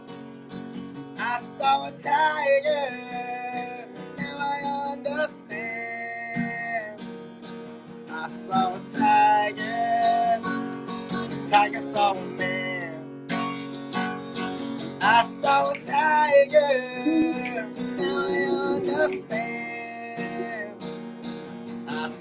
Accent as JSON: {"language": "English", "town": "Waynesboro", "region": "Georgia", "country": "United States", "also_born_or_lived": "Statesboro, Georgia", "lives_now": "Savannah, United States", "said": "I'm in Savannah, Georgia currently, but I'm from Waynesboro, Georgia, which is a super small town"}